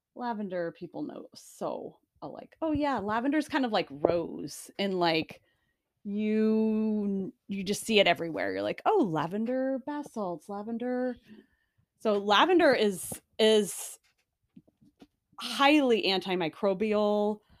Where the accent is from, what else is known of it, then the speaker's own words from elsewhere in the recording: Phoenix, Arizona, United States; moved away; I grew up in Phoenix